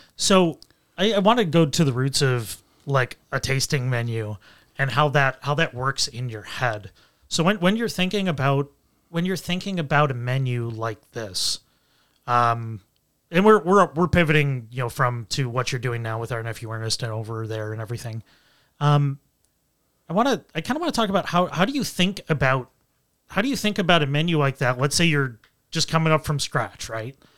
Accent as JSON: {"language": "English", "town": "Buffalo", "region": "New York", "country": "United States", "tie": "born or raised there", "said": "growing up in Western New York, you know, Buffalo and Rochester"}